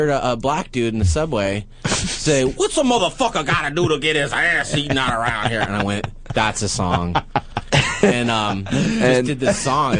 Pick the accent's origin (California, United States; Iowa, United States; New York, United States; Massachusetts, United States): California, United States; Walnut Creek; I'm from San Francisco, Walnut Creek.